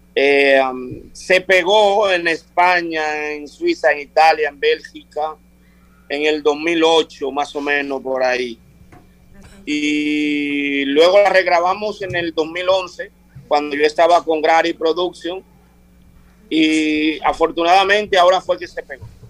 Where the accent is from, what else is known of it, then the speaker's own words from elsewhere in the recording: Vicente Noble, Barahona, Dominican Republic; moved away as an adult; also born or lived in Europe; Yo ahora mismo estoy viviendo en Vicente Noble, mi pueblo, eh, el sur de la República Dominicana